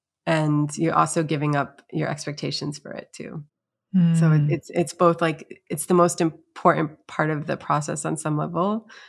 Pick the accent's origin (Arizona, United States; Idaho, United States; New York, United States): New York, United States; Syracuse; I'm from Syracuse, New York, originally.